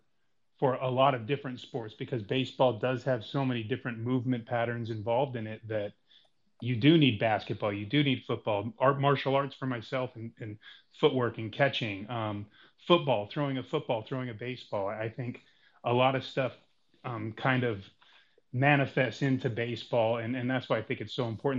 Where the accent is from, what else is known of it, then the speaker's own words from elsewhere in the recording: Reno, Nevada, United States; born and raised in Reno, Nevada